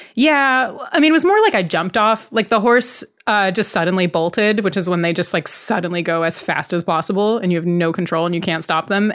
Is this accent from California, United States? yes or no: yes; Bay Area, California, United States; I grew up in the Bay Area